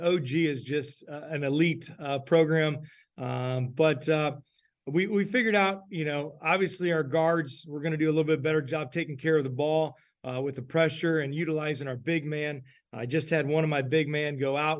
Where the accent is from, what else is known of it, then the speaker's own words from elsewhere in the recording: Putnam County, Ohio, United States; I'm from Putnam County